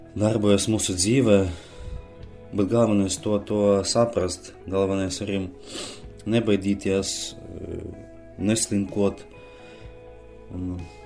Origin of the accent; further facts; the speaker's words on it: Aglona, Latvia; Es esmu no Aglonas